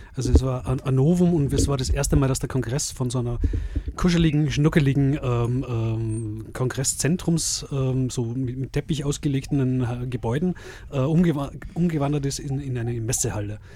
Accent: Salzburg, Austria; bei uns in Salzburg

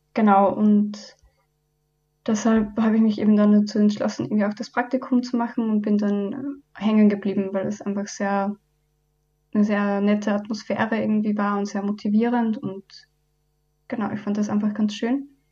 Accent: Upper Austria, Austria; moved away as an adult; now in Vienna, Austria; Ich komme ursprünglich aus Oberösterreich und bin ebenso zum Studium halt nach Wien gekommen.

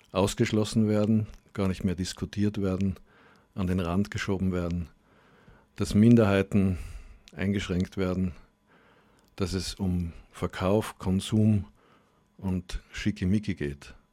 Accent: Graz, Styria, Austria; moved away; also born or lived in Germany; Ja, also Graz ist ja meine Heimatstadt. Ich bin hier geboren und aufgewachsen, aber war dann mehr als die Hälfte meines Lebens in Deutschland und bin jetzt sozusagen auf meine alten Tage zurückgekehrt.

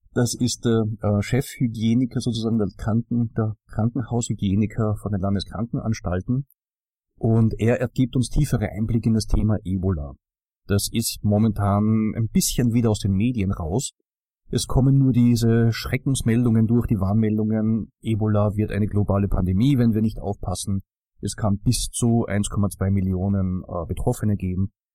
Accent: Austria; wenn man als Österreicher in den Norden kommt

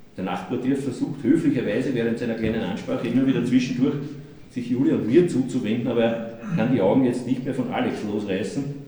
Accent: Austria; accent: Austrian dialect; in meinem österreichischen Dialekt

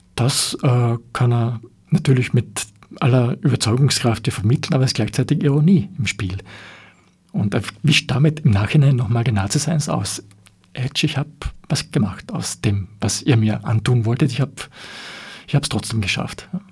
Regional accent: Austria; wir als Österreicher

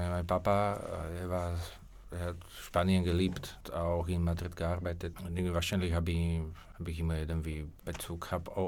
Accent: Slovakia; born there; Spanish is a second language; also born or lived in Spain; yo nací en Eslovaquia, ¿no? Yo, soy de, parte de mi madre, venimos

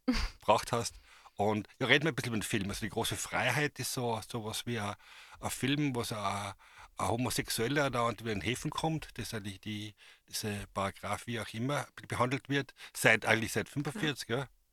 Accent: a village in Carinthia, Austria; ich bin in, einem Dorf in Kärnten aufgewachsen

